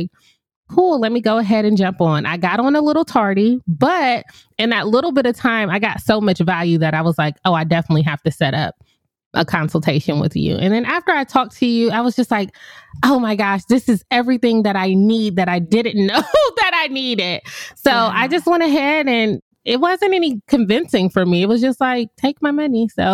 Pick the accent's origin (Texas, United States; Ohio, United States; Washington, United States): Ohio, United States; moved away as an adult; also born or lived in Puerto Rico; I'm from Ohio.